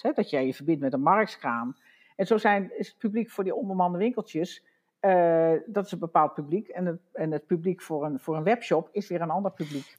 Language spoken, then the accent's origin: Dutch; Wageningen, Gelderland, Netherlands; ik kom uit Wageningen, dus ik ken, ken Veld en Beek ook al heel lang